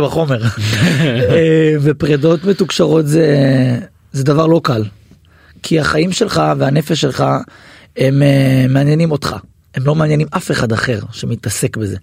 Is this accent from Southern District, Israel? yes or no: no; Hadera, Haifa District, Israel; גם גדלנו ביחד באותה עיר, אני חדרתי במקור